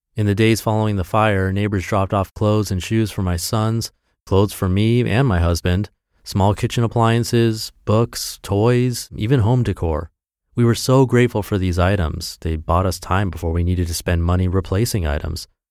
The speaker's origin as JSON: {"language": "English", "region": "Texas", "country": "United States", "tie": "born or raised there", "said": "my hometown in Texas"}